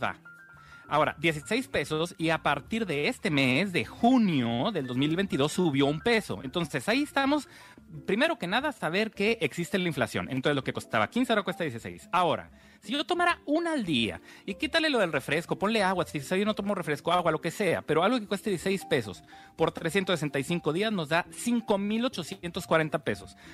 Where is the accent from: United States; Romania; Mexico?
Mexico; estoy hablando como mexicanos